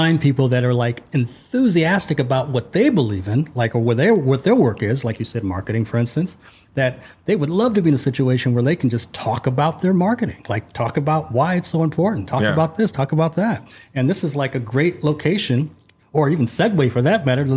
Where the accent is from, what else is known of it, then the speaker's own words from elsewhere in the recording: Los Angeles, California, United States; now in Budapest, Hungary; I'm from Los Angeles, California, but I'm in Budapest, Hungary